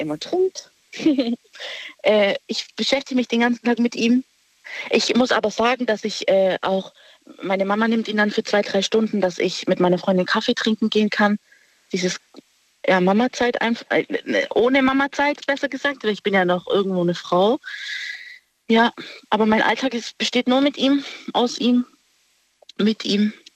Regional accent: Stuttgart, Baden-Württemberg, Germany; ich bin aus Stuttgart

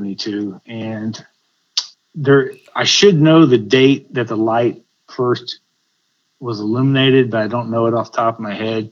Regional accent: Liberty County, Texas, United States; I grew up in Liberty County, which is just about an hour away from Bolivar inland, where our main farm and ranch was

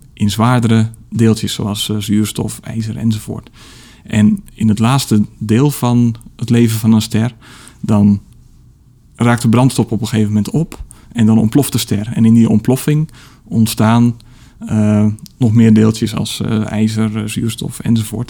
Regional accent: Middelburg, Zeeland, Netherlands; bij de Sterrenwacht in, in Middelburg, waar ik opgroeide

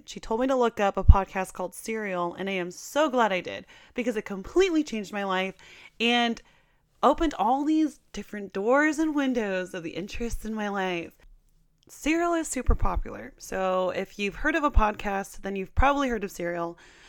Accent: Portland, United States; moved away; I'm from Portland

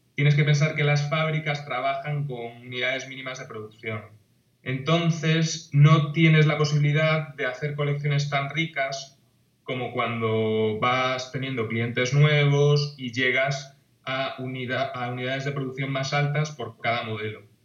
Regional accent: A Coruña, Galicia, Spain; yo soy de La Coruña, de una ciudad de Galicia que está situada en la costa

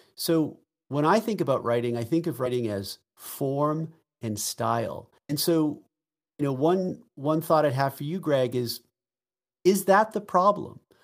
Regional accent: Boston, Massachusetts, United States; I'm from Boston

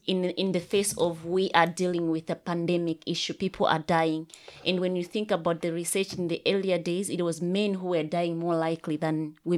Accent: Malawi; I come from Malawi

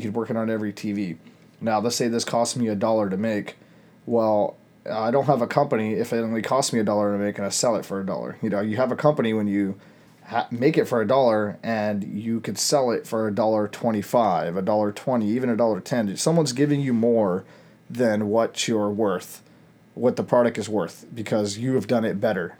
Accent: United States; As Americans

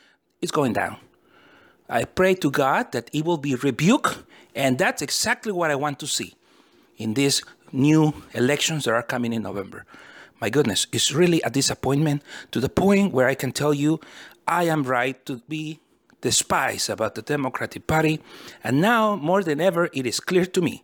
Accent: United States; also born or lived in California; I'm a simple American person, and I am an American citizen who is proud of my country

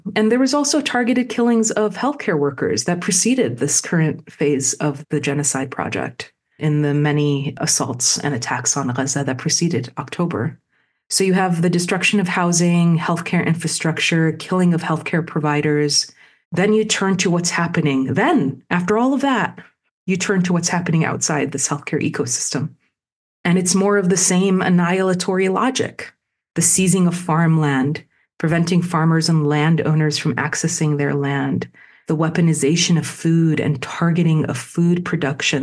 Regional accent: Chicago, Illinois, United States; my hometown, Chicago

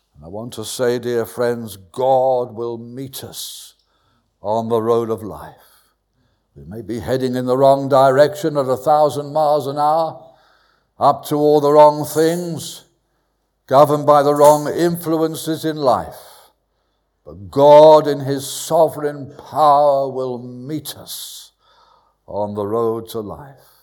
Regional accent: London, United Kingdom; moved away as an adult; also born or lived in Bristol / Burnham-on-Sea; Southwest London. Went to school near Wimbledon.

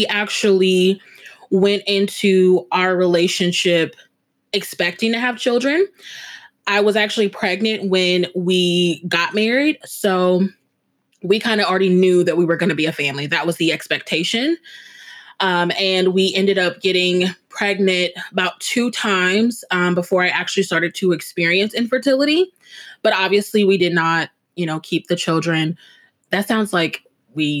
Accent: Omaha, Nebraska, United States; I'm from Omaha, Nebraska

